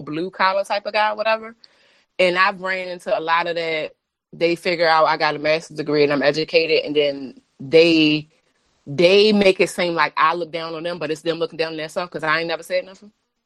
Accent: Baltimore, Maryland, United States; moved away as an adult; now in Washington, D.C., United States; I'm a bitch from Baltimore

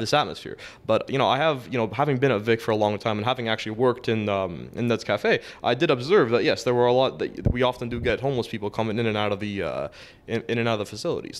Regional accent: Toronto, Ontario, Canada; I grew up in Scarborough

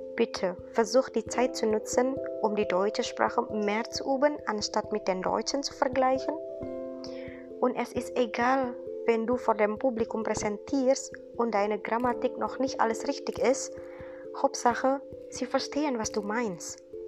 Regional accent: Indonesia; German is a second language; moved away as an adult; now in Giessen, Germany; ich komme aus Indonesien

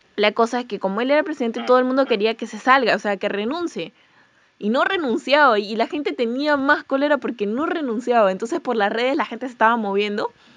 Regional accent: Peru; yo soy de Perú

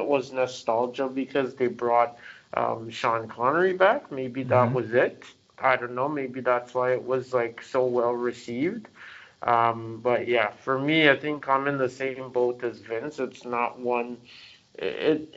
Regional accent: Jamaica; I was born in Jamaica

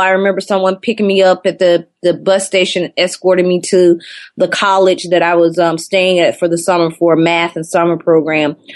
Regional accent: Athens, Georgia, United States; moved away as an adult; also born or lived in Atlanta, Georgia; now in Brooklyn, United States; I'm born and raised in Athens, Georgia, which is about 45 minutes outside of Atlanta.

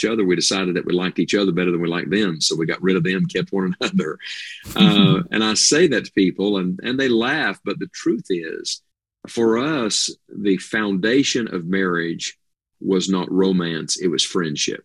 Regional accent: West Virginia, United States; moved away as an adult; also born or lived in Tennessee; I am in wild and wonderful West Virginia right now. This is my home where I was born and raised

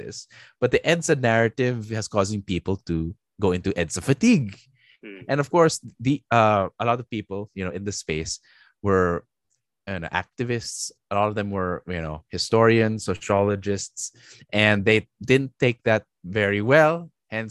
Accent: Philippines; we're Filipinos, I'm like, so automatically as a Filipino citizen

